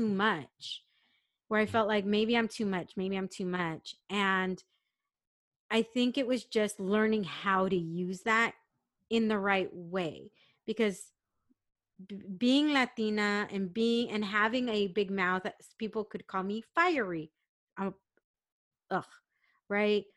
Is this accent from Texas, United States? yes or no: no; San Diego, California, United States; I grew up in San Diego